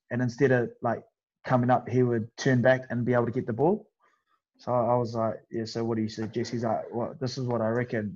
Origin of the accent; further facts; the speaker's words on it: New Zealand; moved away as an adult; now in England, United Kingdom; I come from New Zealand where like we don't have any